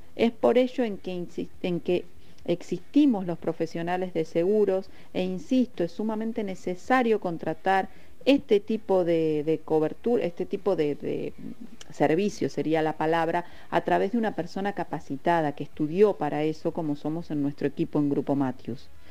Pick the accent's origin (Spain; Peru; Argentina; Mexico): Argentina; Patagonia; somos de acá de la Patagonia